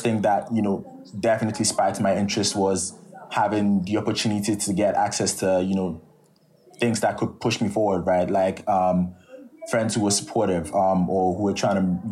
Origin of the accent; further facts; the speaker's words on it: Nigeria; moved away as an adult; it has a lot to do with my experience as a Nigerian and it has a lot to do with my background